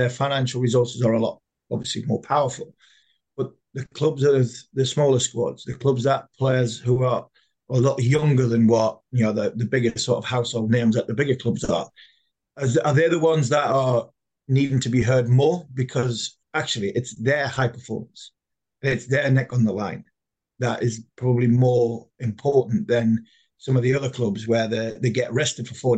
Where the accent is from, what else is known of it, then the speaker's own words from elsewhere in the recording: Durham, North East England, United Kingdom; I'm from Durham